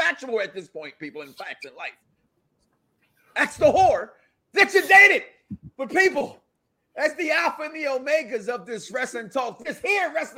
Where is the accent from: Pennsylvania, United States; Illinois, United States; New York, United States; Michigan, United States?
Illinois, United States; Chicago; my hometown of Chicago